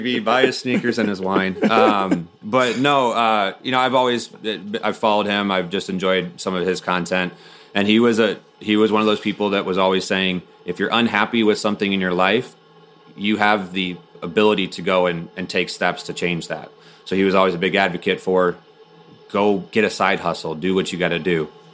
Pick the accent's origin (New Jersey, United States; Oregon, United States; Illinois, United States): Illinois, United States; Bloomington; also born or lived in Ohio; I grew up in Bloomington, Illinois, which is where State Farm is headquartered